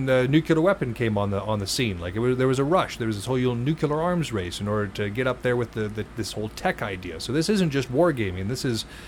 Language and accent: English; Montana, United States; I come from Montana